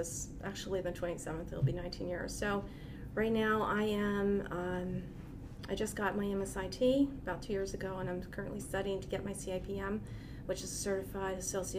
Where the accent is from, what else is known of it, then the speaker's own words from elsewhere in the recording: Poughkeepsie, New York, United States; moved away as an adult; also born or lived in Wappingers Falls, New York; So we grew up, Ann and I are actually from Poughkeepsie, and then eventually our father had gotten a transfer down to his Fishkill with IBM, and we had moved to Wappingers. So when I had actually moved here in 96, the last location I lived was Wappingers